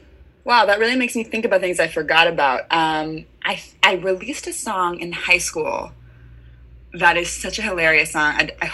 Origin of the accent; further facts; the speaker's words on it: San Francisco, California, United States; I'm from San Francisco, and I knew I wanted to like be a professional singer.